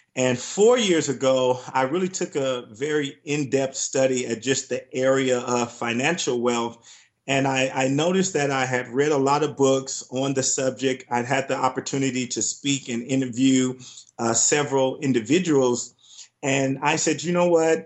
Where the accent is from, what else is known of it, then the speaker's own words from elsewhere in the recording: Compton, California, United States; moved away; growing up in Compton, California, it was tough, it was rough